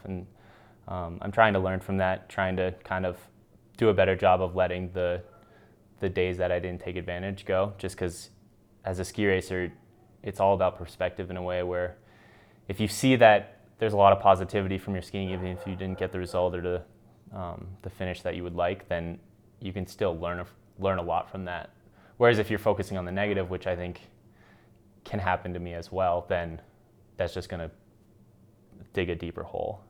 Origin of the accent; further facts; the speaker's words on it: United States; as American ski racer